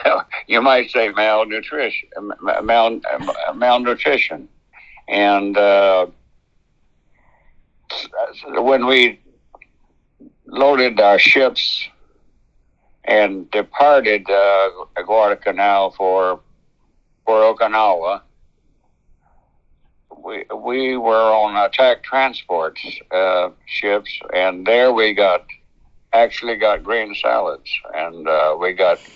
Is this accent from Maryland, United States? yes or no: no; Piedmont area, North Carolina, United States; I was born in North Carolina Central, North Carolina in the Piedmont area